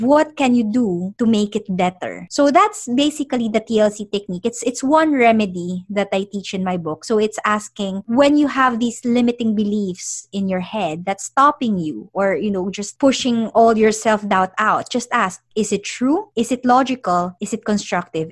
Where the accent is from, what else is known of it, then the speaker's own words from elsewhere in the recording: Philippines; also born or lived in London; now in United Kingdom; I'm originally from the Philippines